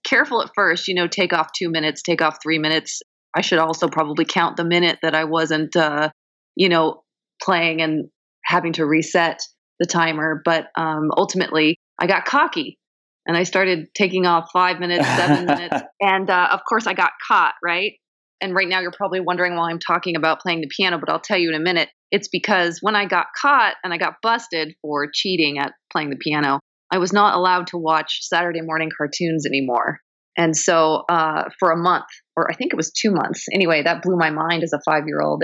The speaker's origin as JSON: {"language": "English", "town": "Long Beach", "region": "California", "country": "United States", "said": "Originally, I'm from the West Coast. Originally, I'm from Long Beach, uh, Southern California."}